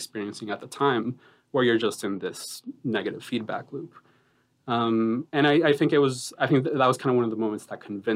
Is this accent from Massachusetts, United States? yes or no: yes; Boston, Massachusetts, United States; also born or lived in Colombia; Growing up in kind of the communities I grew up in Boston